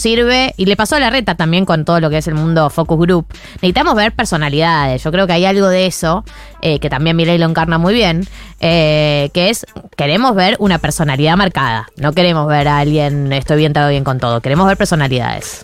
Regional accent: Argentina; Yo me siento muy argentina

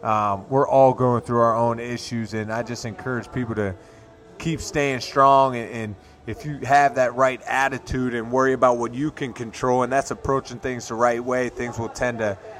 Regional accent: Pittsburgh, Pennsylvania, United States; moved away; I went to my hometown to play the Pittsburgh Steelers.

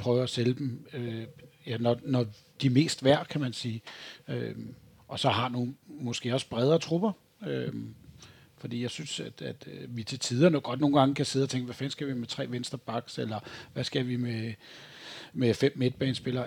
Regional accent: Greve, Zealand, Denmark; Jeg var født og opvokset på Vestegnen i Greve

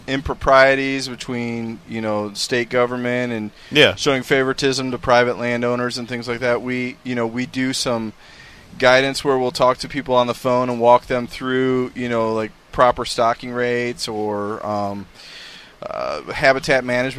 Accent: Kalamazoo, Michigan, United States; moved away; I was born and raised in Kalamazoo.

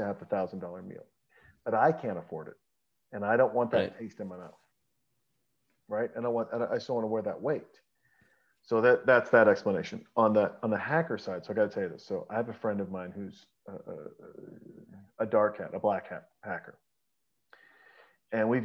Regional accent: Montana, United States; moved away; And I was raised in Montana

